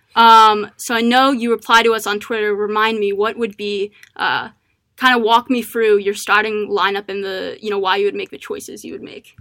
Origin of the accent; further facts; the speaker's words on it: Maryland, United States; I'm from Maryland.